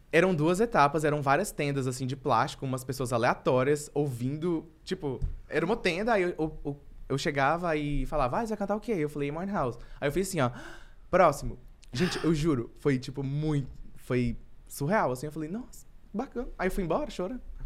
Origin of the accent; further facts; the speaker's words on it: Anápolis, Goiás, Brazil; moved away as an adult; also born or lived in Florianópolis; now in São Paulo, Brazil; eu vim de Anápolis